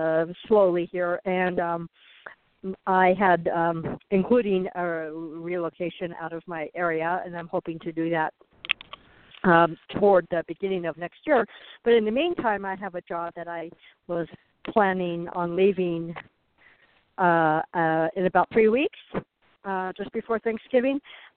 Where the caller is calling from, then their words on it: Arizona, United States; I'm calling from Arizona